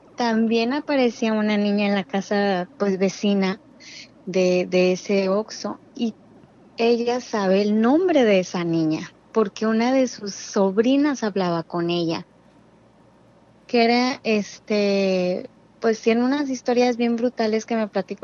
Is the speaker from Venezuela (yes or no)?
no; Mexicali, Baja California, Mexico